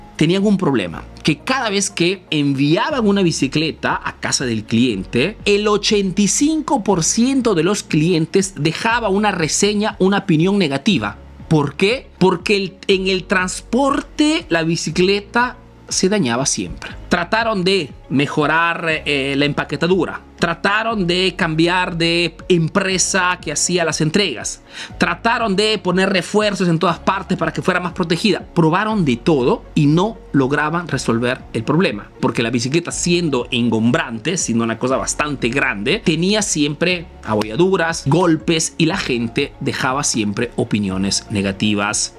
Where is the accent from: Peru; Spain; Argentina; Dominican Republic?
Peru; now in Italy